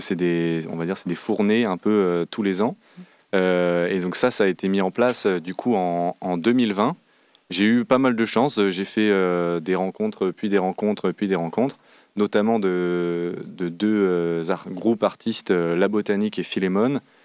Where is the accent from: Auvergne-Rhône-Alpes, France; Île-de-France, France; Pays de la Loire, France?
Pays de la Loire, France; Saint-Nazaire; also born or lived in Nantes; à Saint-Nazaire, de là d'où je viens